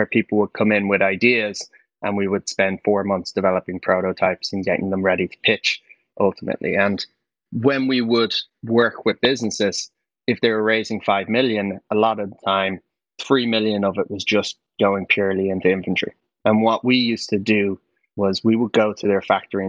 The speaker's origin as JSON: {"language": "English", "town": "Dublin", "region": "Leinster", "country": "Ireland", "tie": "born or raised there", "said": "I grew up in Dublin"}